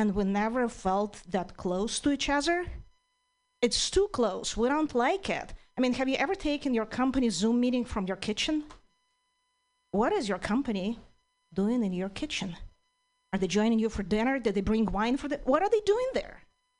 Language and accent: English; Ukraine; English is a second language; now in United States; I'm originally from Ukraine